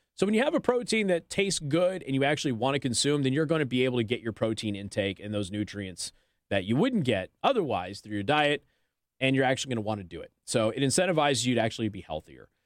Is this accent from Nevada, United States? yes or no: yes; Las Vegas, Nevada, United States; I come from Las Vegas.